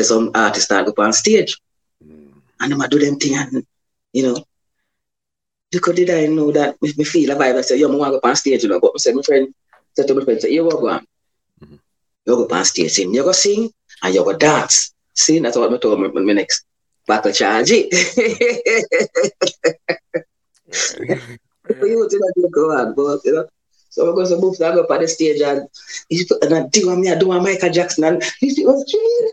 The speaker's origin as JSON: {"language": "English", "town": "Kingston", "country": "Jamaica", "tie": "born or raised there", "also_born_or_lived": "Clarendon, Jamaica", "said": "I grew up in Western Kingston. That's downtown Kingston"}